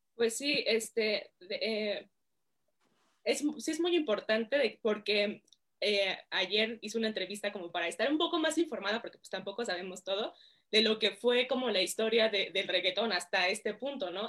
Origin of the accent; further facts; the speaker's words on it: Mexico; also born or lived in United States; soy eh, mexicana